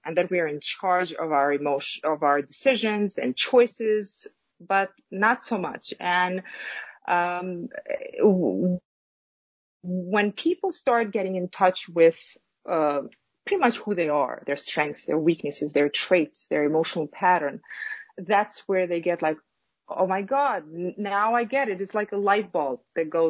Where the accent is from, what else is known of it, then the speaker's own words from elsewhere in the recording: Kosovo; now in New York, United States; originally I am from Kosovo. It's a small country in Southeastern Europe.